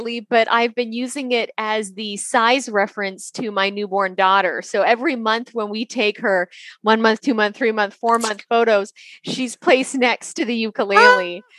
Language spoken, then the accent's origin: English; Canada; moved away as an adult; now in United States; I am from Canada. I grew up in Canada